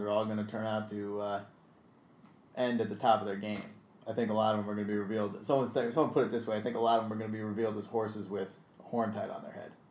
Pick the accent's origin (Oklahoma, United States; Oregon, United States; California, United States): California, United States; San Diego; moved away; I'm from San Diego, California